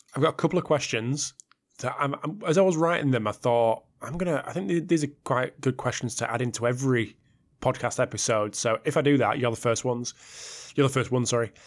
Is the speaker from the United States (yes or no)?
no; United Kingdom; I'm a Brit